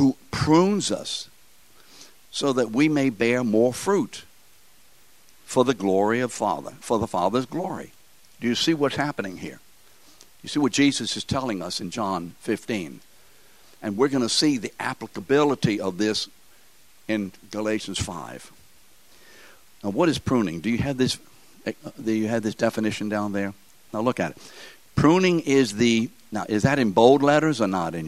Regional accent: New Orleans, Louisiana, United States; We're from New Orleans. That's how we speak here.

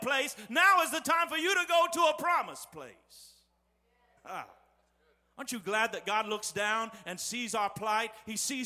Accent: West Terre Haute, Indiana, United States; the little sanctuary where I grew up in West Terre Haute

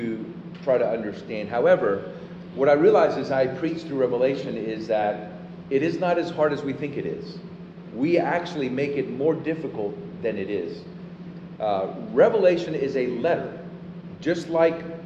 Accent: Puerto Rico; now in Austin, United States; I'm from Puerto Rico

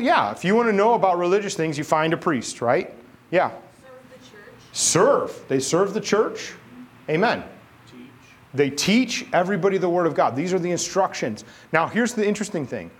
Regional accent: St. Louis, Missouri, United States; I grew up in St. Louis

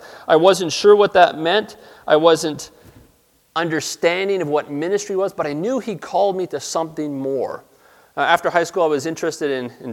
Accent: Toronto, Ontario, Canada; moved away as an adult; also born or lived in New Brunswick; I grew up in Toronto.

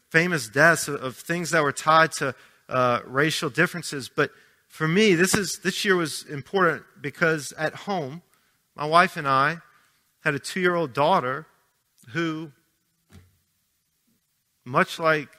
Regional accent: Arabi, Louisiana, United States; now in Pittsburgh, United States; I grew up right outside New Orleans in Araby

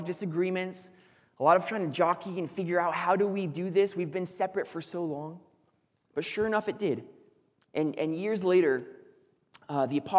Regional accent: Foresthill, California, United States; the town that I grew up in is called Forest Hill.

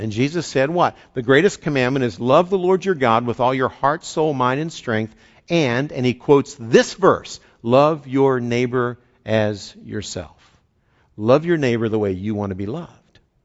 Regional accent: West Virginia, United States; a saying I grew up with in West Virginia

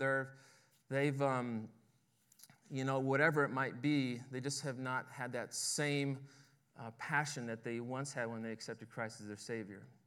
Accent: Oklahoma, United States; my hometown

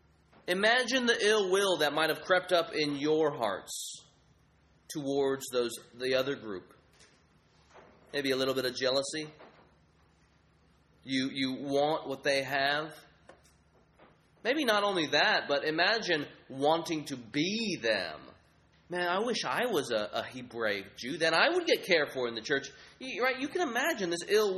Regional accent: United States; I'm a Chinese American. I grew up here in the American context

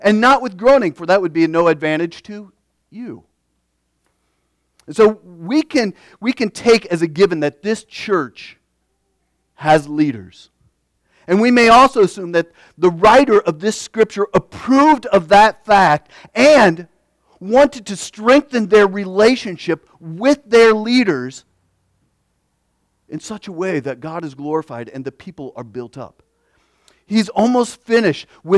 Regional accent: United States; we as Christian Americans

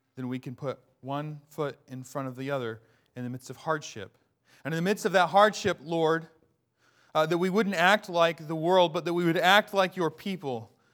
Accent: Bellingham, Washington, United States; I grew up in Bellingham, Washington

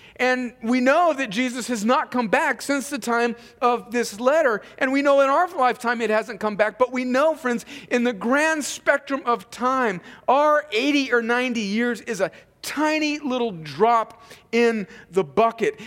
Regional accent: Imperial Valley, California, United States; born or raised there; moved away

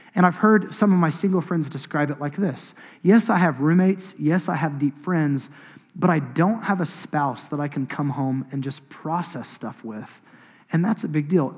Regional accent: Choctaw, Oklahoma, United States; I grew up in Choctaw. I grew up on an acreage.

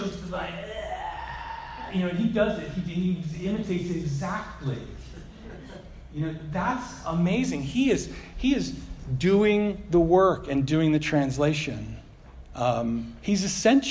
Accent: United States; I'm an American

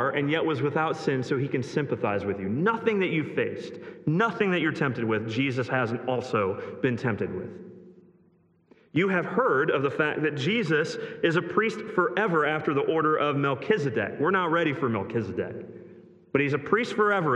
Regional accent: Greene, Ohio, United States; moved away; That's my hometown, Greene, Ohio

